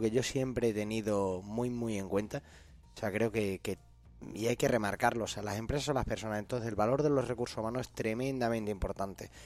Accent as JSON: {"language": "Spanish", "town": "Cáceres", "region": "Extremadura", "country": "Spain", "said": "yo soy de Cáceres"}